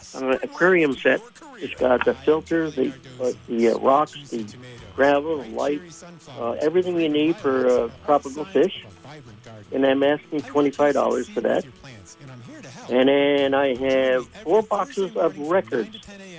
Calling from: Burlington, Vermont, United States; In Burlington.

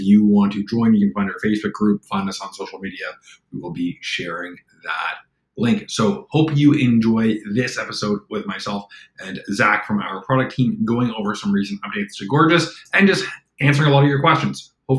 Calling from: Toronto, Ontario, Canada; I'm coming in from Toronto, Canada.

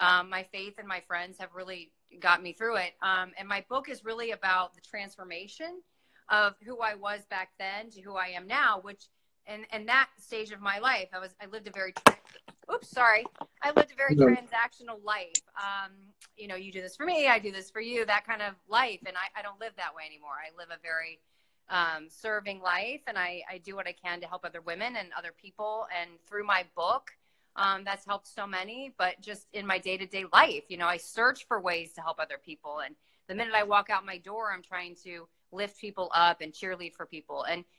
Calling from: Miami, Florida, United States; Hi, I'm coming from Miami.

